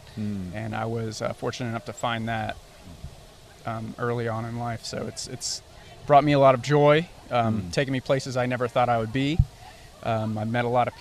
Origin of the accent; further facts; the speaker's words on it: Blairsville, Georgia, United States; also born or lived in Florida; I was born in Florida and raised in Blairsville, Georgia